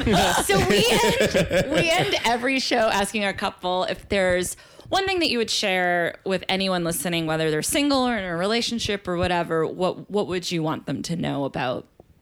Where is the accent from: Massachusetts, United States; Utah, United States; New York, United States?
Massachusetts, United States; Boston; moved away; It's my hometown of Boston.